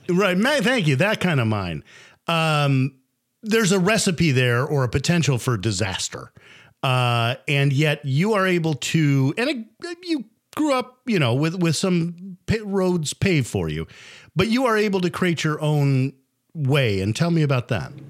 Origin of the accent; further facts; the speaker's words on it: United States; as an American native